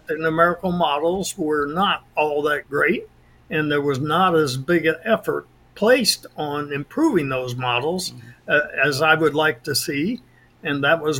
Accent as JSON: {"language": "English", "region": "Indiana", "country": "United States", "tie": "born or raised there", "also_born_or_lived": "Oklahoma / Miami", "moved": "as an adult", "said": "I grew up in Indiana, and then I went to Ball State, was commissioned into the Air Force"}